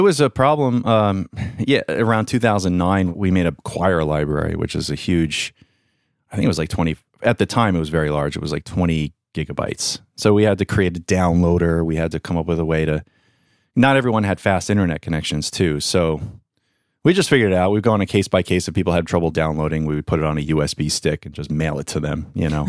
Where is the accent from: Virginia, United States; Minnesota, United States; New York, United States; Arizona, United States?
New York, United States; Long Island; I grew up in Long Island, New York